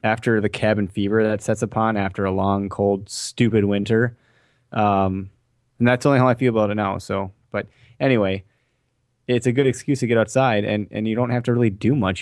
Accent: Wisconsin, United States; we're from Wisconsin

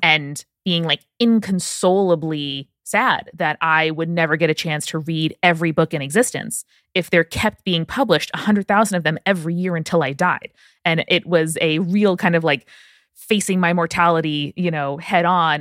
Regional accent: Nassau County, Long Island, New York, United States; I am from Nassau County, Long Island, so about as anti-folksy as you can possibly get in the U S.

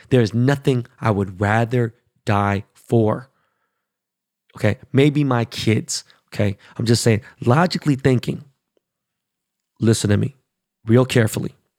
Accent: Los Angeles, California, United States; I'm from Koreatown

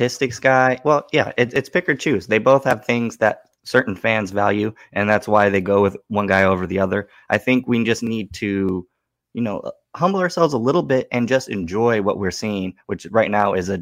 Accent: Bay Area, California, United States; Growing up in the Bay Area where it's all Raider fans or Niner fans

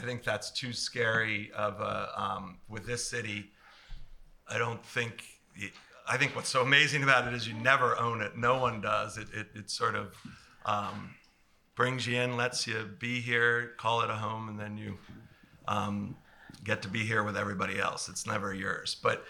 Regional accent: New Jersey, United States; And I grew up in New Jersey.

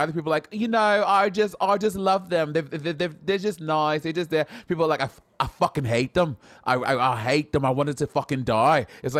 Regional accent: United States; as an American, I am not well-versed in the royal family and the monarchy

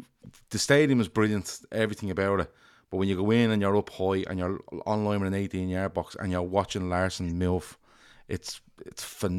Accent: Ireland; I'm Irish

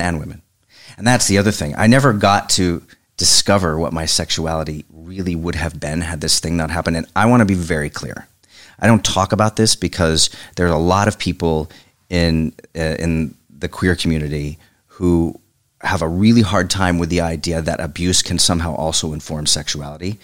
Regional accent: Oklahoma, United States; moved away as an adult; also born or lived in Evanston, Illinois

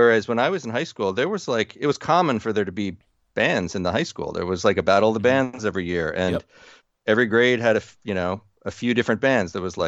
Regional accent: New Jersey, United States; Growing up in New Jersey, the company that my father worked for, he was a salesman for a like truck body company

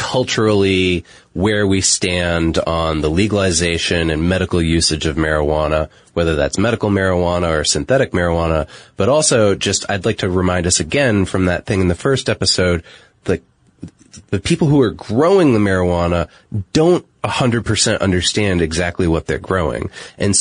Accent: United States; I'm speaking as an American and living in American culture.

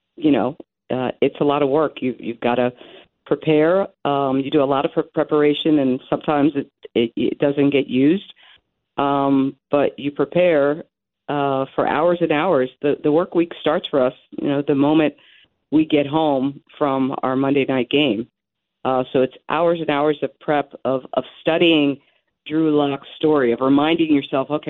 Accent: Philadelphia, Pennsylvania, United States; I'm from Philadelphia

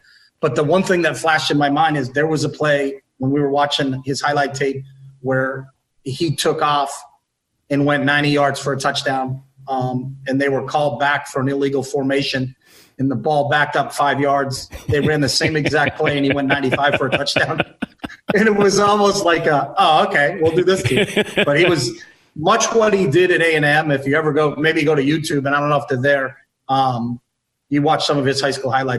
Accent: New England, United States; when I grew up in New England

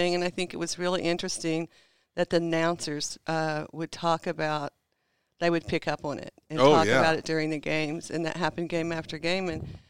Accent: Shawnee, Oklahoma, United States; moved away as an adult; also born or lived in Cincinnati / Florida; now in Colorado, United States; So, I was actually born in Shawnee, lived in Pottawatomie County. So, I say I was born in Pott County.

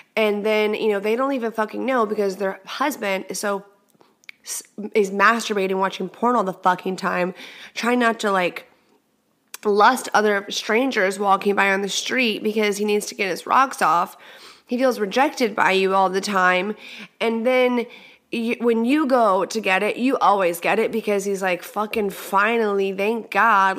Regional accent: Texas, United States; moved away; I'm from Texas. I'm Texas is in my heart

